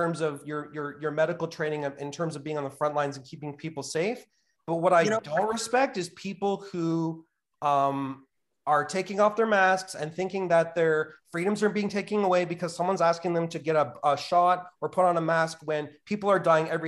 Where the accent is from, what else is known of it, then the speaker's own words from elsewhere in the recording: Canada; I love being a Canadian